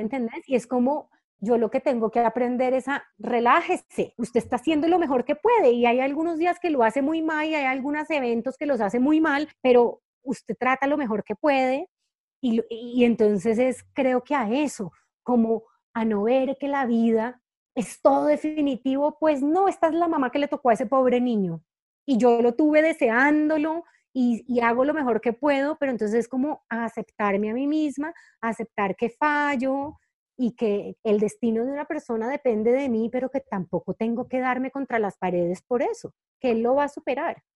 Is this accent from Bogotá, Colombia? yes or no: no; Cali, Valle del Cauca, Colombia; moved away as an adult; also born or lived in Bogotá, Colombia; yo soy caleña y Cali es una ciudad que es superimportante para mí